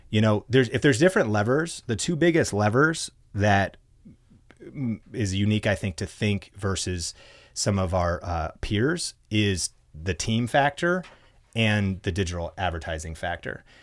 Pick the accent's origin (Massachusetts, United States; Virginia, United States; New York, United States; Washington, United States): Washington, United States; Arlington; I'm a small town kid, college dropout, um, and growing up in Arlington, Washington